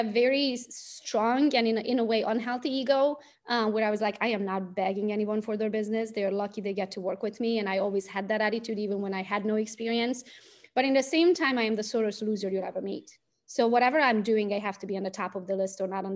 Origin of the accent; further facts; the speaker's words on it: Transylvania, Romania; English is a second language; moved away as an adult; now in Michigan, United States; as you can hear it from my accent, I was not born in the US. I was born in Romania, Transylvania. I'm Hungarian by nationality